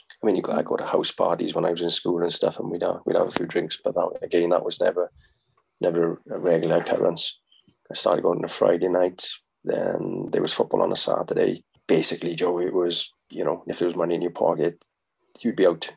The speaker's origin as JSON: {"language": "English", "town": "Merthyr Tydfil", "region": "Wales", "country": "United Kingdom", "tie": "born or raised there", "said": "my hometown in Merthyr."}